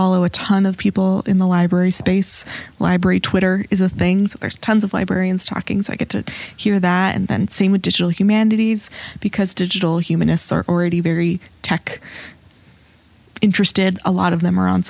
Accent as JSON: {"language": "English", "town": "New York City", "region": "New York", "country": "United States", "tie": "born or raised there", "said": "I'm born and raised in New York City."}